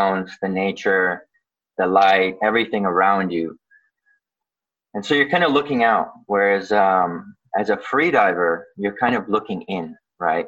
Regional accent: Vancouver, British Columbia, Canada; born or raised there; also born or lived in Odesa, Ukraine

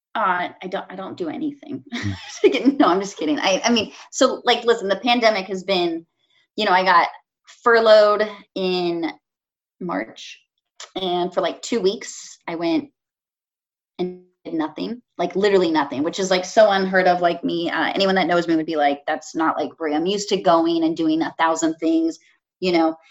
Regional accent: California, United States; now in Chicago, United States; growing up in California

